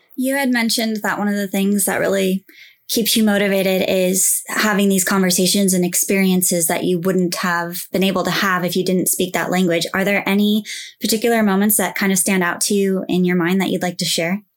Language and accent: English; United States; I'm from the U S as well.